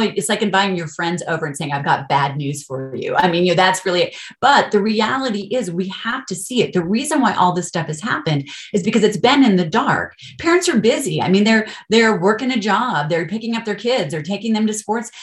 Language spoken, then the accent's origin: English; Colorado, United States; moved away as an adult; also born or lived in California; I'm actually from Colorado, I'm not from California, grew up here, but we moved back